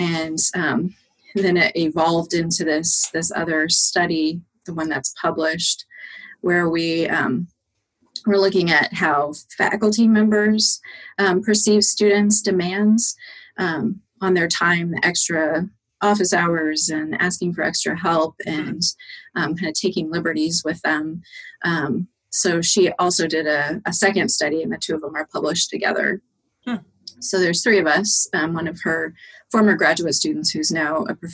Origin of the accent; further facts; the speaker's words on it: Greeley, Colorado, United States; moved away as an adult; also born or lived in Kansas; now in Tacoma, United States; I grew up in Colorado, so it was very flat.